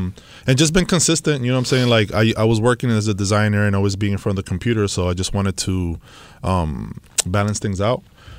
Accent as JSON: {"language": "English", "town": "New York City", "region": "New York", "country": "United States", "tie": "born or raised there", "also_born_or_lived": "Los Angeles", "said": "No, I was born in New York City, Washington Heights."}